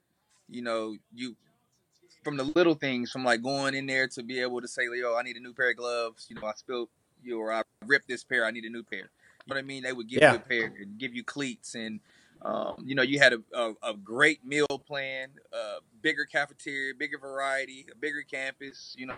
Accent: Nebraska, United States; You know, I grew up in Nebraska. You know, in the Nebraska realm, you know, we wore Nebraska colors.

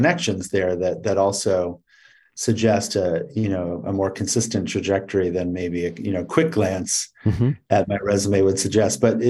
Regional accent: Berkeley, California, United States; moved away; also born or lived in Los Angeles; I grew up in the San Francisco Bay Area in Berkeley

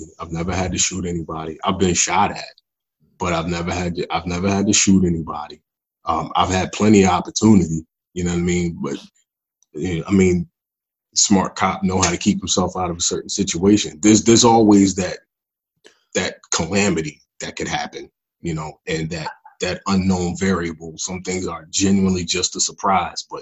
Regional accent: Philadelphia, Pennsylvania, United States; I'm from North Philly

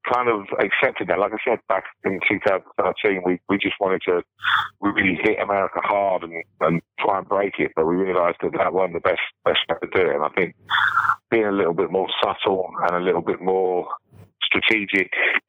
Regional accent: England, United Kingdom; being English

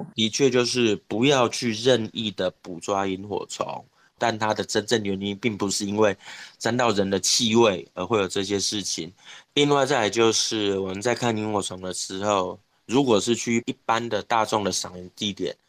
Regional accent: Taichung, Taiwan; 我其实是生活在台中市市区，就是台中市火车站附近，就旧市区长大的小孩

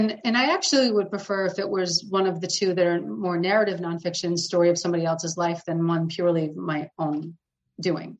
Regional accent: between the Cape and Boston, Massachusetts, United States; now in New Hampshire, United States; I'm from the Northeast and I grew up in Massachusetts

